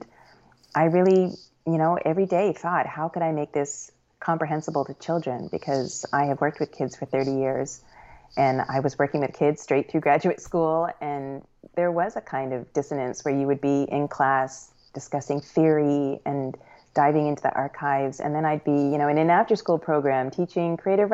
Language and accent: English; Canada; also born or lived in Brooklyn, New York, United States / Lancaster, Pennsylvania, United States; now in Evanston, United States; I'm an immigrant. I grew up in Canada, and then I've been in the U.S. now longer than I have lived in Canada.